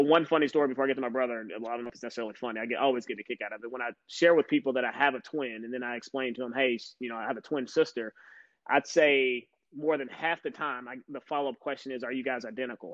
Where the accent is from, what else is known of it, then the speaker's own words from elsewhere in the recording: Louisville, Kentucky, United States; born and raised in Louisville, Kentucky.